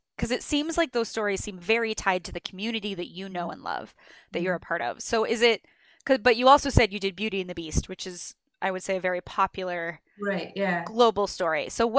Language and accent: English; Illinois, United States; I'm from Illinois.